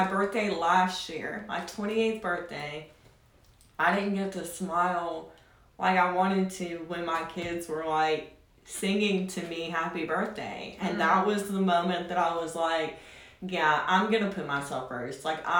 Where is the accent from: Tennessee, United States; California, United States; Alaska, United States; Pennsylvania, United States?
Tennessee, United States; accent: drawl